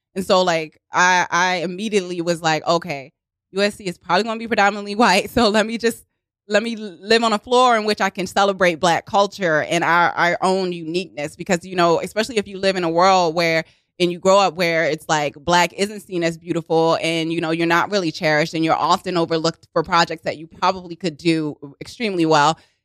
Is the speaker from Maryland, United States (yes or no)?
yes; Baltimore, Maryland, United States; accent: Baltimore; moved away as an adult; also born or lived in Los Angeles; now in New York, United States; born and raised in Baltimore, and then I went to the University of Southern California, so I lived out in L A for several years